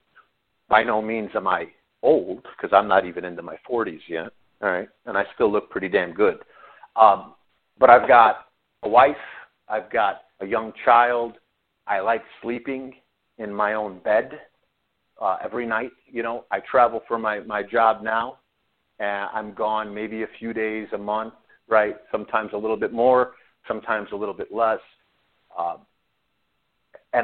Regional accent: Chicago, Illinois, United States; growing up in Chicago

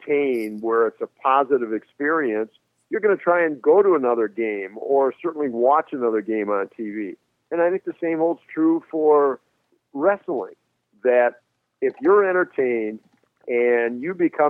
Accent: Minneapolis, Minnesota, United States; Minneapolis, my hometown

